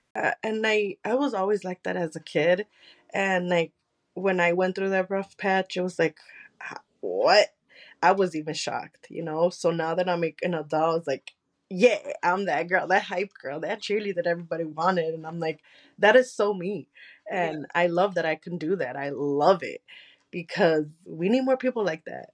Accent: United States; first language Spanish; English is a second language; since I am American, my Spanish is a little bit a uh, Colombian and Mexican

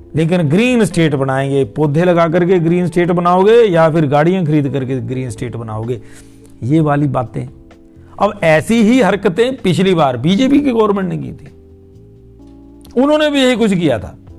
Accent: Himachal Pradesh, India; मैं हिमाचल प्रदेश से हूं

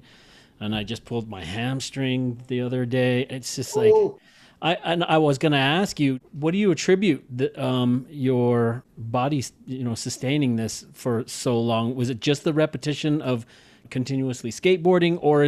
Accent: Salt Lake City, Utah, United States; I grew up in Salt Lake City, Utah

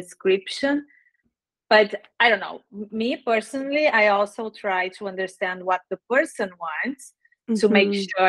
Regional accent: Brazil; English is a second language; moved away as an adult; also born or lived in Dublin, Ireland / Ottawa, Canada; now in Canada; I grew up in Brazil most of my life, full high school until university.

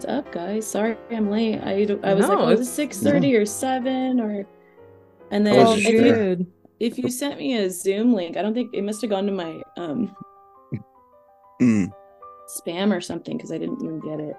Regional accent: California, United States; being Californian

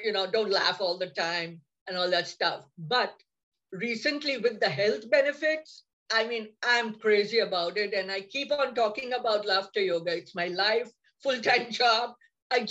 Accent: India; moved away as an adult; now in United States; I'm from India also. I have immigrated 30 years back here.

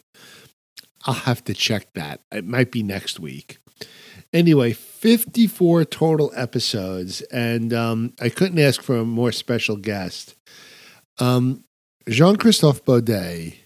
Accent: New York, United States; I'm a New Yorker

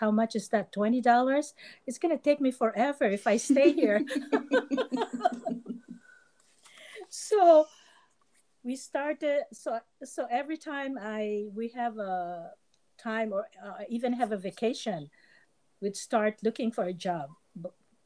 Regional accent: Philippines; moved away as an adult; also born or lived in California; now in United States; I was a certified public accountant in the Philippines

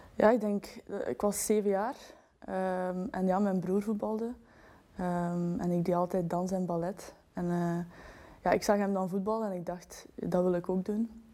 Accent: Belgium; wij zijn Belgen

